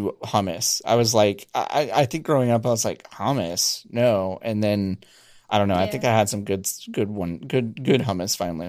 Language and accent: English; Dallas, Texas, United States; moved away; I grew up in Dallas, which is like big for big-haired racists, but also like pretty good Tex-Mex.